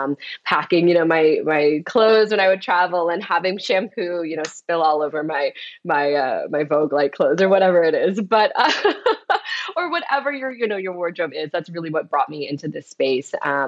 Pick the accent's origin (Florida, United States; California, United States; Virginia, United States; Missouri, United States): Florida, United States; also born or lived in Detroit / Atlanta; now in New York, United States; I was born in Detroit. I moved to Atlanta when I was really young, and I ended up going to school, high school and college in Florida. So I'm totally East Coast.